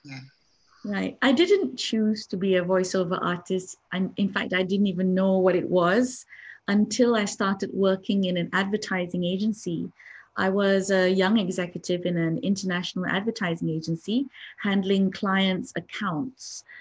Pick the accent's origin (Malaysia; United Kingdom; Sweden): Malaysia; I'm from Malaysia.